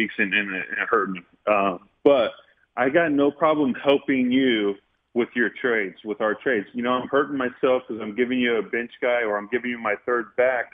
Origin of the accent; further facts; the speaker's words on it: Indiana, United States; Growing up in Indiana